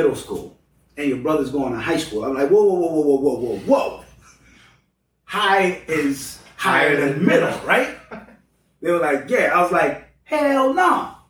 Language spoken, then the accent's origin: English; Cambridge, Massachusetts, United States; The Boston bomber lived on the same street, literally on the same block that I grew up in Cambridge.